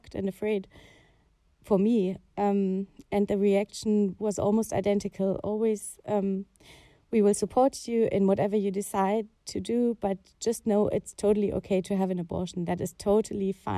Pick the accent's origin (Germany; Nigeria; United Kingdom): Germany; I grew up in Germany